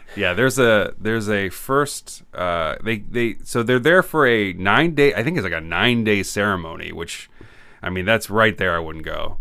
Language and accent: English; Illinois, United States; I grew up in Illinois